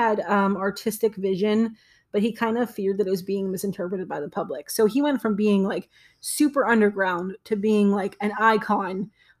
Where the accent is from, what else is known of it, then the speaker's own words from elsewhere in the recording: Pittsburgh, Pennsylvania, United States; we're from Pittsburgh, so we're Pittsburghers